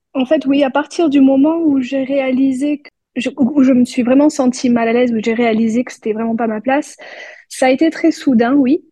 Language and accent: French; France; en France, euh, quand on, va à l'école, on est souvent les seuls membres